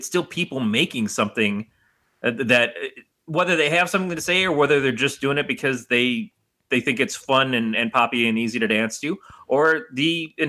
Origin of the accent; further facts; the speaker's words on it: Detroit, Michigan, United States; I grew up in Detroit